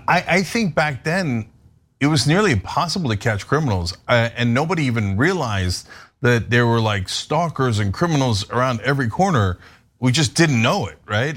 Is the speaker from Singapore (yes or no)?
no; New Jersey, United States; Me, Dave, and the guys that we grew up with in New Jersey